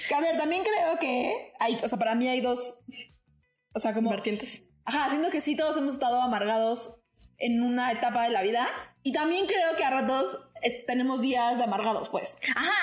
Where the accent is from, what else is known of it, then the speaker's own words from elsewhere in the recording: Mexico; a nosotros como mexicanos